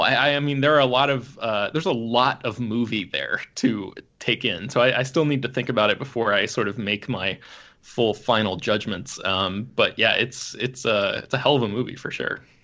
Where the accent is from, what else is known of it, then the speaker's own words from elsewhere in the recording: the South, United States; now in Los Angeles, United States; I grew up in the South where you could find barbecue on every corner